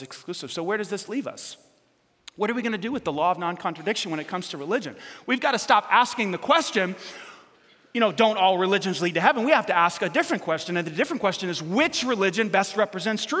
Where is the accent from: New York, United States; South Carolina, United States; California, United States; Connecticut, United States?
New York, United States; New York City; I was, in fact, born in New York City